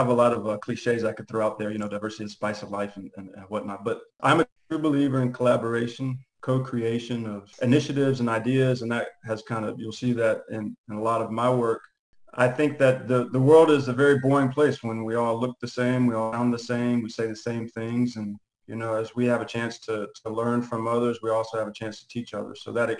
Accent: Atlanta, Georgia, United States; also born or lived in Nicaragua; So I grew up here in Atlanta. I'm now back in Atlanta after a number of years in Nicaragua

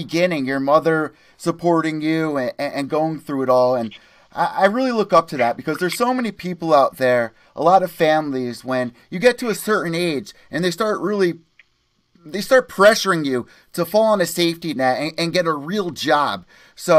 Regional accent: East Coast, United States; I'm from East Coast

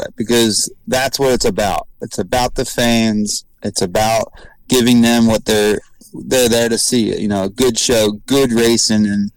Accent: Maple Grove, Pennsylvania, United States; And it's my hometown.

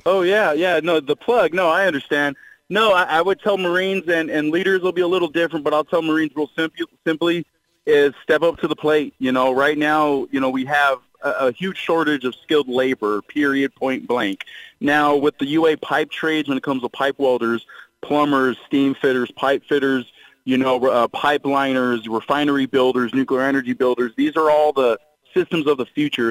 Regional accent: Long Beach, California, United States; growing up in Long Beach, California

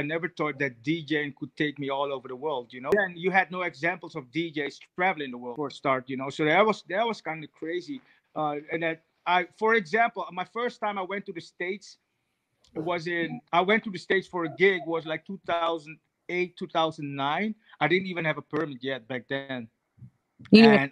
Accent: Netherlands; also born or lived in Suriname; I moved to Holland at the age of 7

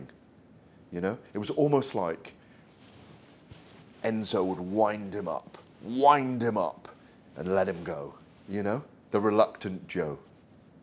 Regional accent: Welsh, Wales, United Kingdom

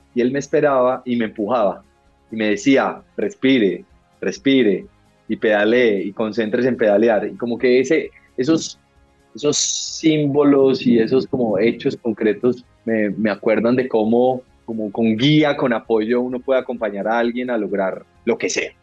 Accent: Manizales, Caldas, Colombia; moved away as an adult; also born or lived in United States; now in Bogotá, Colombia; Yo nací en Manizales, me crié toda mi vida hasta los 18 años en Manizales

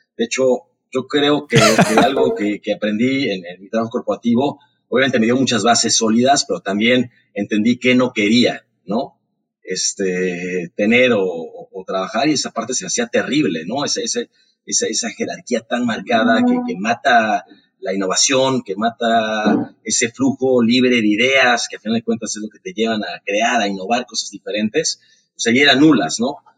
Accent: Mexico City, Mexico; yo nací en Ciudad de México

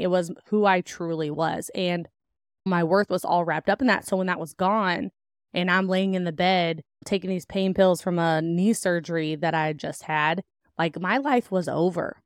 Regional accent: Indiana, United States; also born or lived in Kentucky; I was born in Kentucky and then raised on a farm in Indiana

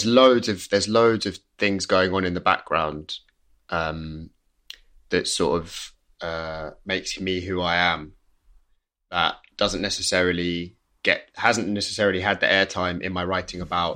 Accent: England, United Kingdom; Like I grew up on the River Thames. Like my family home was next to it.

